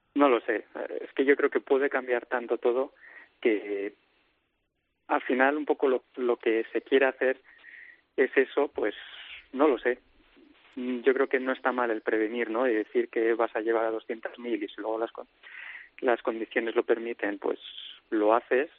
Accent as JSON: {"language": "Spanish", "country": "Spain", "said": "nosotros como españoles"}